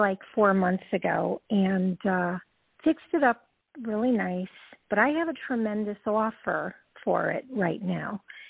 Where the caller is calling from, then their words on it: Georgia, United States; I'm calling from Georgia.